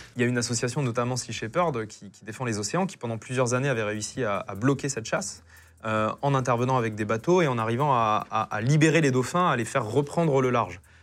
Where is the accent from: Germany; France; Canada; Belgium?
France; Pompertuzat, Occitania; j'ai grandi euh, à Pompertusa, au sud de Toulouse